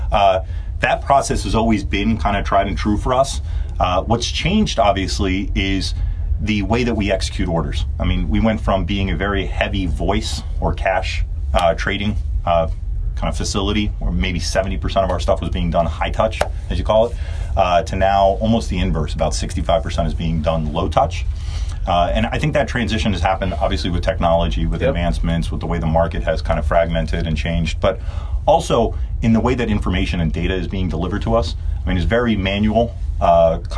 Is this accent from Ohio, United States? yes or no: no; New Jersey, United States; now I grew up in North Jersey, so I didn't get to see Bills games.